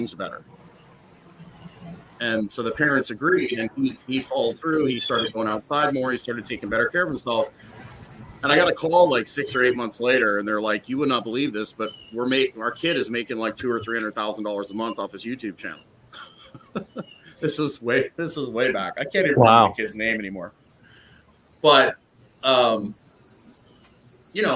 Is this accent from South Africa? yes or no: no; Canada; I'm Canadian